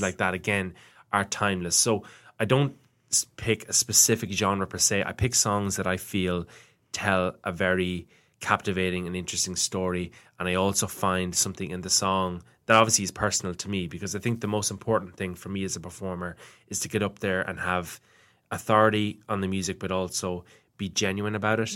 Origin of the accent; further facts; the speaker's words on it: Ireland; growing up in Ireland in school